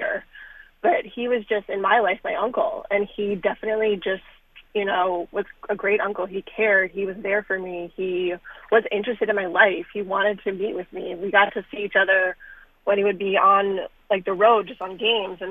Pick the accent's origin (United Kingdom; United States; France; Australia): United States; New York; moved away; also born or lived in Dayton, Ohio; I'm not a Milwaukee girl. I'm from New York